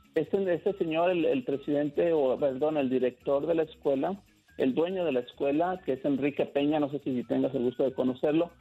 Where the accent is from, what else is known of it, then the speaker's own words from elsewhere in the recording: his village near Guadalajara, Jalisco, Mexico; me regresé a mi pueblo viviendo con mis tíos. Y de aquí empecé a ir y venir a Guadalajara